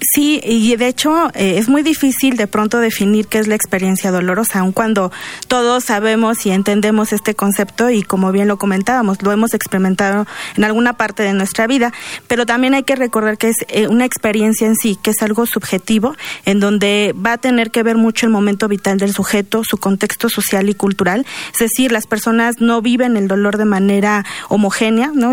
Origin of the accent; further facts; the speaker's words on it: Mexico; los mexicanos